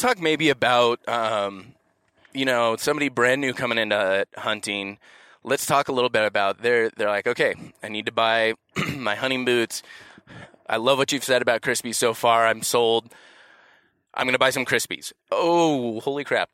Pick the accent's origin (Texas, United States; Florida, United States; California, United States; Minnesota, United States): California, United States; Los Angeles; I'm from Los Angeles